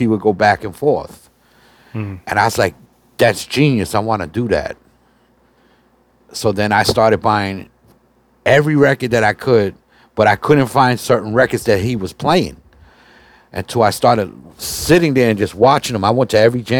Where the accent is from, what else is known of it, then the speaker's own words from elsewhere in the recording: New York City, New York, United States; I'm from the South Bronx originally. So I grew up in 149th Street in Southern Boulevard